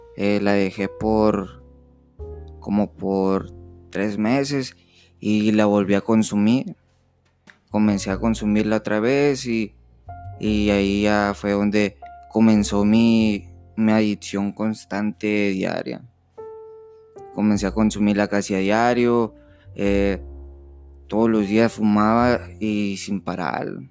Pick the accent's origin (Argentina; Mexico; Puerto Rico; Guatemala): Mexico; Nogales, Sonora; soy de Nogales, Sonora